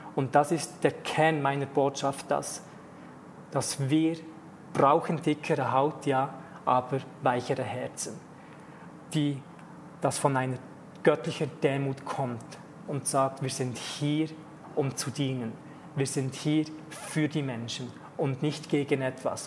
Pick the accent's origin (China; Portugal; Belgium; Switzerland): Switzerland; ich als Teil Schweizer in der Schweiz aufgewachsen bin